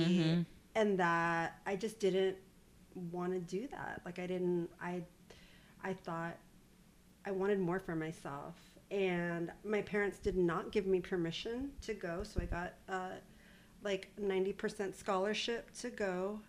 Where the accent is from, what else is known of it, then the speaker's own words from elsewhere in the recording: Corpus Christi, Texas, United States; It's a flex to be from Texas.